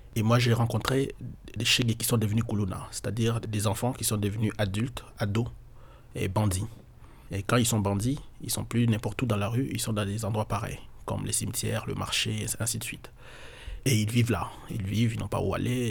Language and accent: French; Kinshasa, DR Congo; quand on est congolais, quand on est à Kinshasa